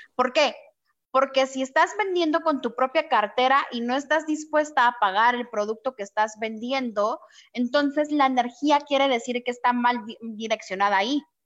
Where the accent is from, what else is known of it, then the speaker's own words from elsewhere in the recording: Guatemala; moved away; also born or lived in Mexico; Yo soy de Guatemala y ahorita la cuarentena me tocó aquí en México.